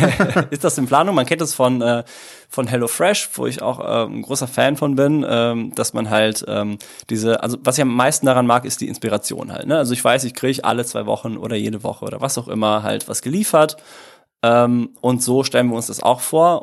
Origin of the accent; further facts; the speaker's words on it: Dortmund, North Rhine-Westphalia, Germany; moved away as an adult; also born or lived in Italy; now in Cologne, Germany; ich komm aus dem Ruhrgebiet